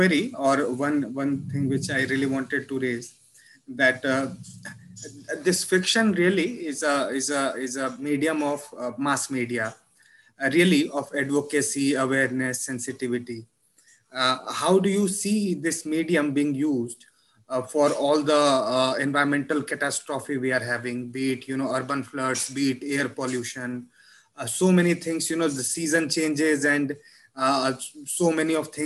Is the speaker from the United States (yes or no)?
no; Hindi belt, India; English is a second language; I come from Hindi belt, so very tough English